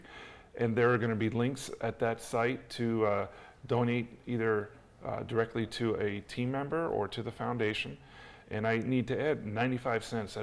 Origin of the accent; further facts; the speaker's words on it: New York, United States; I'm born and raised in New York